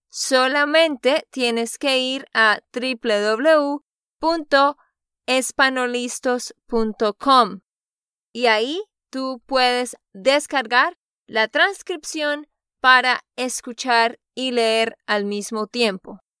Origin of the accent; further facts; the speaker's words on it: Texas, United States; de Texas, Estados Unidos.